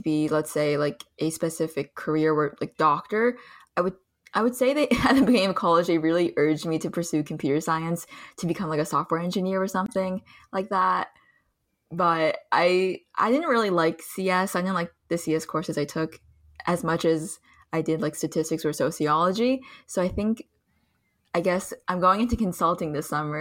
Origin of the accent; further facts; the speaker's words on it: Plainsboro, New Jersey, United States; also born or lived in Pennsylvania / China; I grew up predominantly in Plainsboro, New Jersey